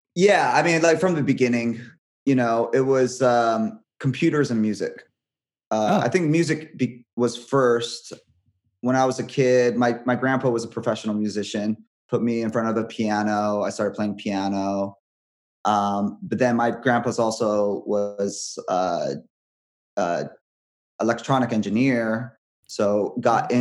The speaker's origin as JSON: {"language": "English", "region": "Hawaii", "country": "United States", "tie": "born or raised there", "moved": "yes", "said": "I'm from Hawaii"}